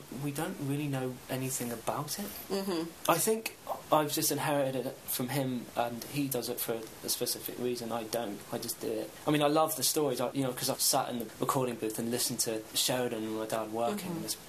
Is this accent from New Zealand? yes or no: no; United Kingdom; If the series had gone on, I'd probably be American. I'd be more American than I am British, which is weird to think.